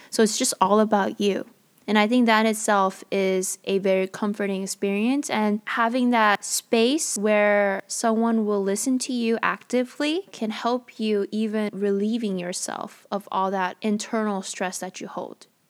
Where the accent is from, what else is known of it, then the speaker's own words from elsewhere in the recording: United States; as a Korean American